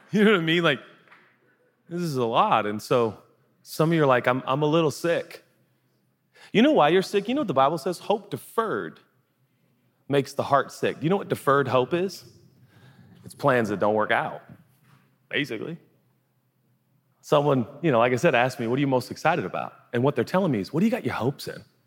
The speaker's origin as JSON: {"language": "English", "region": "West Coast", "country": "United States", "tie": "born or raised there", "moved": "yes", "said": "I grew up in the West Coast, so I didn't grow up in the South"}